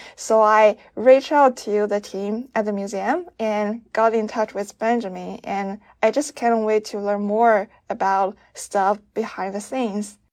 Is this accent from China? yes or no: yes; China; I'm from China